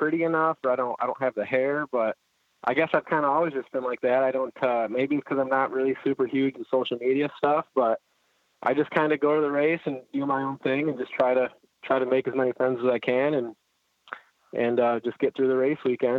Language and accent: English; Holly, Michigan, United States; Well, I'm basically right between Flint and Detroit, so pretty much the greatest place on earth.